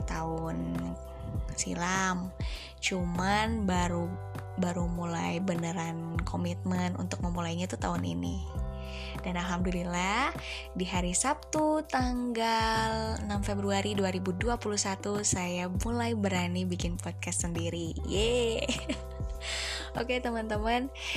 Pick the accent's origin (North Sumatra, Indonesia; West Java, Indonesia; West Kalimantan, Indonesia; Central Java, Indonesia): West Java, Indonesia; Bandung; Saya dari Bandung, usia saya dua puluh enam tahun